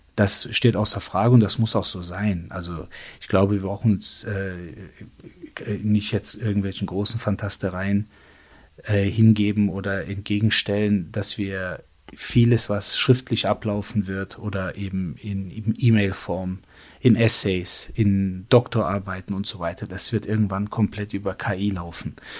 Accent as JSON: {"language": "German", "country": "Germany", "tie": "born or raised there", "said": "ich bin in Deutschland geboren, Deutschland aufgewachsen, ähm, meine gesamte Ausbildung hier gemacht"}